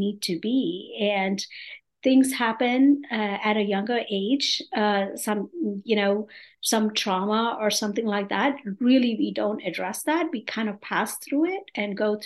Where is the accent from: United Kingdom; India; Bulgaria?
India; moved away as an adult; also born or lived in New York, United States / North Carolina, United States; now in Atlanta, United States; I am originally from India, born and brought up in a typical Indian family. I came to this country over 35 years ago